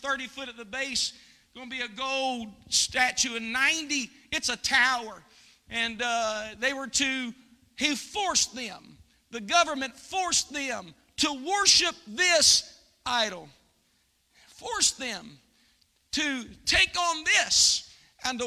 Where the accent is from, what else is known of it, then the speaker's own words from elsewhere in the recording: United States; I'm American